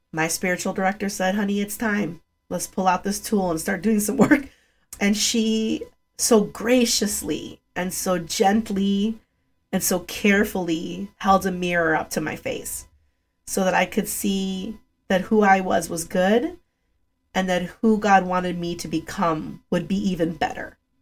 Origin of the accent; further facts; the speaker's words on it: Chicago, Illinois, United States; English is a second language; also born or lived in Rogers Park, Chicago; I was living in the northwest north side of Chicago in a community